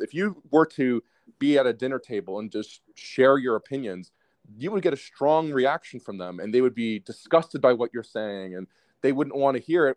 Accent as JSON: {"language": "English", "country": "United States", "said": "as an American"}